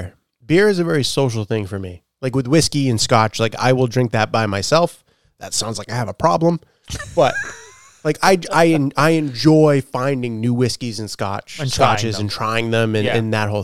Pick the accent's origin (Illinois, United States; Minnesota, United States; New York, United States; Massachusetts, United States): Massachusetts, United States